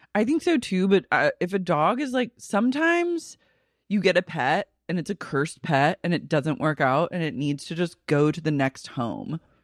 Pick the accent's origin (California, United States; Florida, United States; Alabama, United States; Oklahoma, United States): Oklahoma, United States; now in Los Angeles, United States; I'm not even from Oklahoma